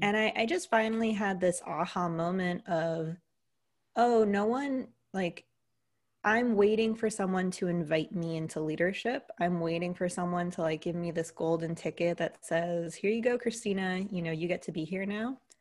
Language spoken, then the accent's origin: English; United States; accent: American; if you couldn't tell from the accent, I'm an American, so a Greek American